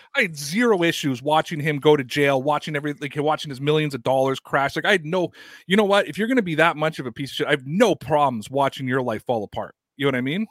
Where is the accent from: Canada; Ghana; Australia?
Canada; I cut my teeth as a Canadian.